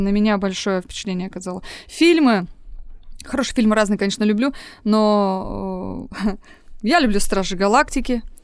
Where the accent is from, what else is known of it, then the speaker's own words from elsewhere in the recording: Novosibirsk, Novosibirsk Oblast, Russia; moved away as an adult; also born or lived in Altai; Я коренная новосибирка. Я там родилась, выучилась, выросла